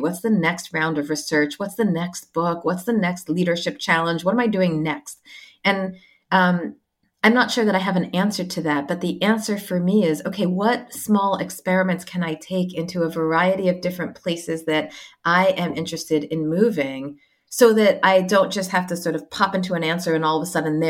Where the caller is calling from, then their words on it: Sydney, New South Wales, Australia; I am calling in from Sydney, where I am on sabbatical at the moment.